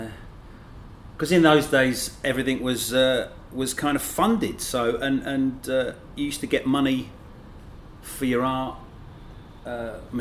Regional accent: Luton, East of England, United Kingdom; now in New York, United States; Originally Luton.

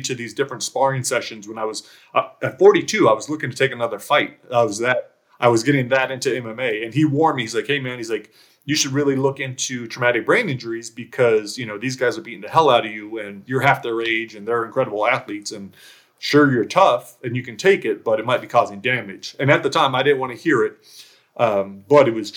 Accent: outside of LA, California, United States; I was born and raised in California, outside

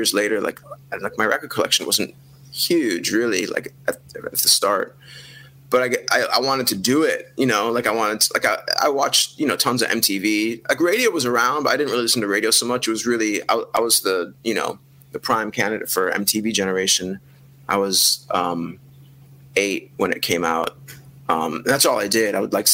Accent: Wilmette, Illinois, United States; I grew up in Wilmette, which is two cities north of Chicago along the lake.

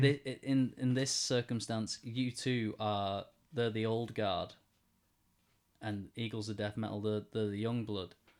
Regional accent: Wigan, North West England, United Kingdom; in the middle of, of, of Wigan in my hometown

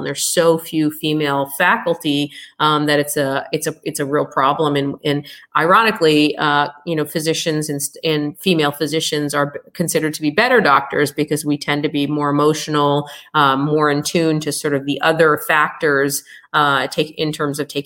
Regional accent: United States; naturally being American born

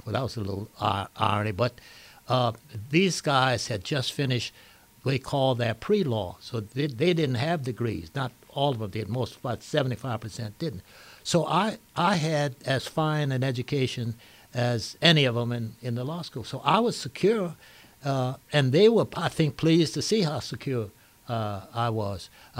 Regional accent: Lafayette, Louisiana, United States; moved away; also born or lived in New Orleans; I was born and raised in Lafayette.

